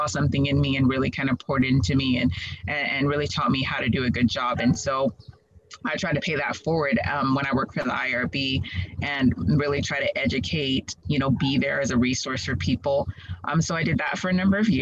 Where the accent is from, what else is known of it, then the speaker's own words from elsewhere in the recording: Dallas, Texas, United States; also born or lived in Waco, Texas / Houston, Texas / Nigeria (ancestry); I'm originally from Dallas area. And so, you know, I am Nigerian by culture